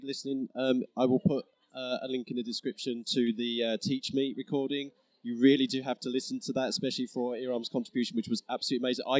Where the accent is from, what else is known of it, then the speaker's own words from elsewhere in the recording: Harlow, East of England, United Kingdom; It's an accent from my youth. So, Katie from Oxford University Press, you're from my hometown of Harlow.